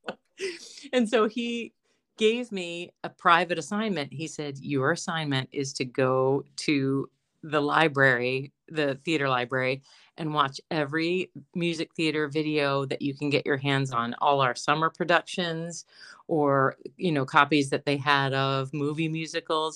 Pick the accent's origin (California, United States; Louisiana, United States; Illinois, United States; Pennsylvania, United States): Pennsylvania, United States; Johnstown; moved away